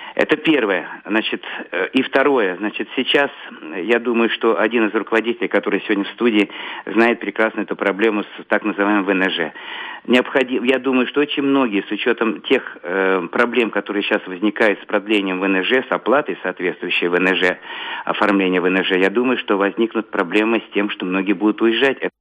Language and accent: Russian; Moscow, Russia; moved away as an adult; also born or lived in near Riga, Latvia; now in Latvia; Я вообще коренной москвич, но последние годы живу под Латвией, э, в Латвии под Ригой